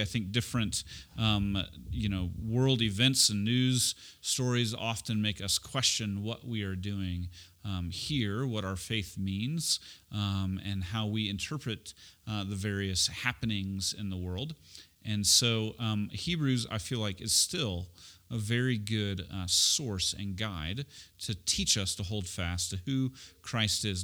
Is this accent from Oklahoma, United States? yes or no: yes; Oklahoma City, Oklahoma, United States; also born or lived in Edmond, Oklahoma / Tulsa, Oklahoma; we moved from Oklahoma City to Tulsa. It was the longest ninety miles of my life, uh, between, uh, my fifth and sixth grade